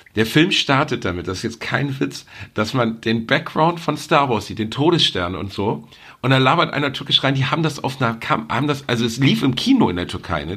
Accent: Gelsenkirchen, North Rhine-Westphalia, Germany; Ich bin in Gelsenkirchen aufgewachsen

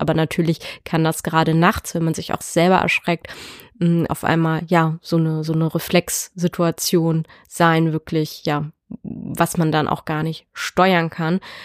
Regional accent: Dithmarschen, Schleswig-Holstein, Germany; Ich komme aus Dithmarschen und lebe hier mit meinem Freund

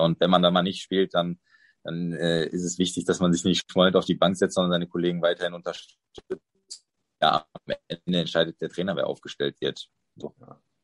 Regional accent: Dortmund, North Rhine-Westphalia, Germany; also born or lived in Paderborn / Mainz; now in Cologne, Germany; als gebürtiger Dortmunder bin natürlich auch äh, Emotionalität gewöhnt

